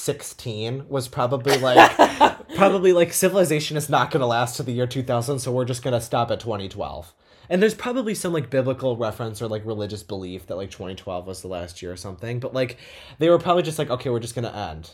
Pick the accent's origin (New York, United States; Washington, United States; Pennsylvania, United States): New York, United States; We're from New York